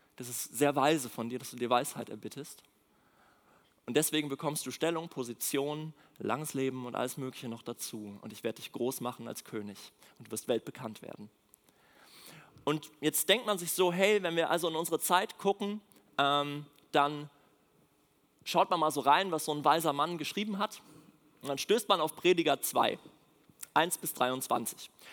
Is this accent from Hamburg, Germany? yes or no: no; Mecklenburg-Vorpommern, Germany; moved away as an adult; now in Berlin, Germany; aus Mecklenburg, da wo ich herkomme. Ähm, da bin ich groß geworden